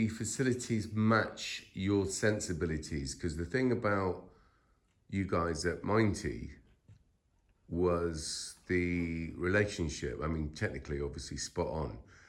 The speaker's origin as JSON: {"language": "English", "country": "Ireland", "said": "Right, because you know I'm from Ireland, we call it Cahill."}